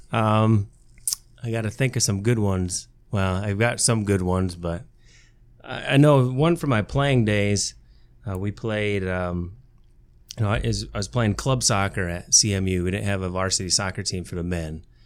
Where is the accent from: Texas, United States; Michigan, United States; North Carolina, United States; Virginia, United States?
Michigan, United States; Tecumseh; also born or lived in Big Rapids, Michigan; I grew up in Tecumseh, Michigan, down in Lenawee County